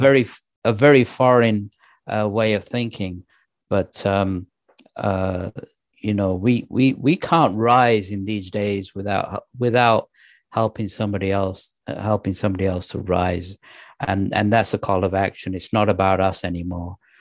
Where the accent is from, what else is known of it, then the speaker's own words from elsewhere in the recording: England, United Kingdom; also born or lived in Pakistan; I was born in Pakistan, and, uh, when we moved to England, I was raised as a Muslim